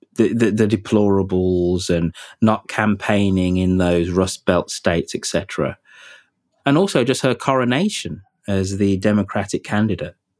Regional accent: Birmingham, West Midlands, United Kingdom; my hometown of Birmingham

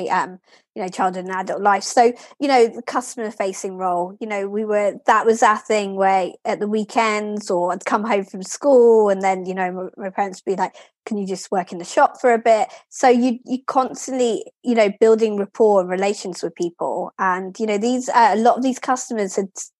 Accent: Lewes, South East England, United Kingdom; also born or lived in Kingston upon Thames / Brighton and Hove; I was very blessed to grow up there, very small, very historic

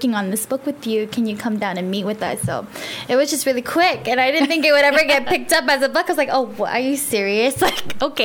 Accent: Merizo, Guam; now I'm up central from Malesso

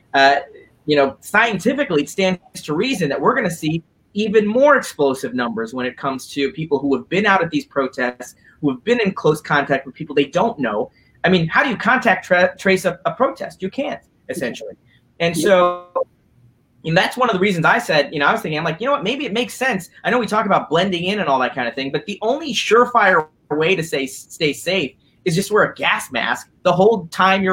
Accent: Skokie, Illinois, United States; I was born in Skokie

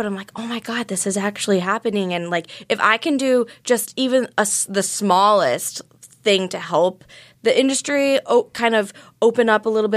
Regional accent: Chicago, Illinois, United States; born or raised there; also born or lived in Vietnam

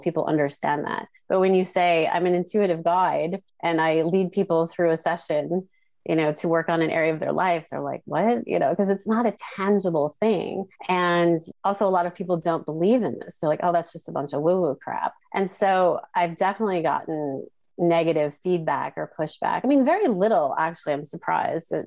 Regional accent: Midwest, United States; moved away as an adult; also born or lived in New York; now in Tokyo, Japan; I grew up in the United States in the Midwest in a small town.

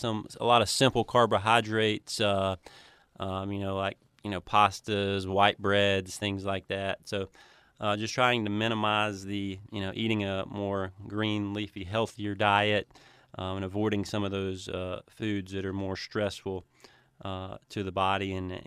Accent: Cleveland, Tennessee, United States; Yeah, so I grew up in Cleveland, Tennessee, and went to Bradley Central High School

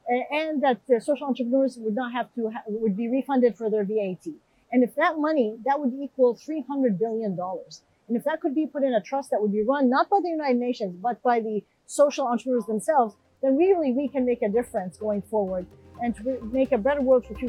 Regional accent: Jerusalem, Palestine; for fragile and violent places like Palestine. I'm from Jerusalem.

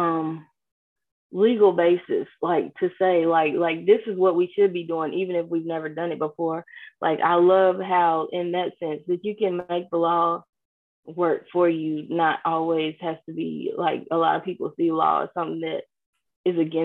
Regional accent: New Zion, Kentucky, United States; I grew up in a small community in Kentucky called New Zion.

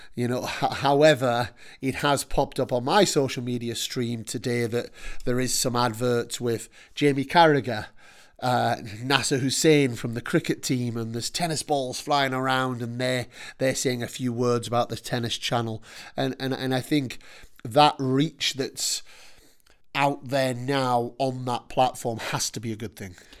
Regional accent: Newcastle upon Tyne, North East England, United Kingdom; as a Geordie

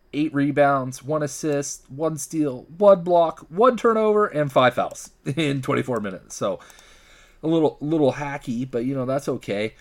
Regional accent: Seattle, Washington, United States; I'm from Seattle

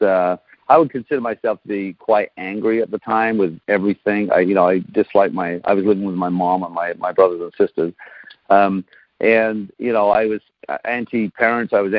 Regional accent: England, United Kingdom; moved away as an adult; now in Canada; I grew up in England. I grew up on a council estate

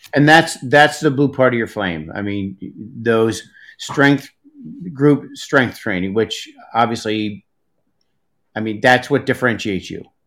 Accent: Hudson Valley, New York, United States; I grew up in the Hudson Valley, but when I moved upstate

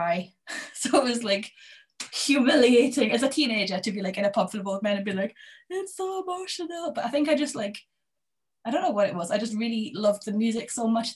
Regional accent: Berwick-upon-Tweed, North East England, United Kingdom; also born or lived in Edinburgh; I grew up in Berwick

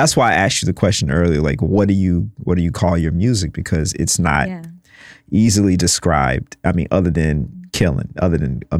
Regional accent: Mississippi, United States; now in New York, United States; I'm from the South, so I'm from Mississippi.

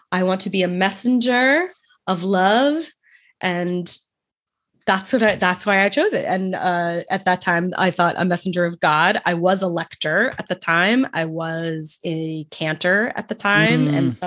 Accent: New York City, New York, United States; I'm from Brooklyn

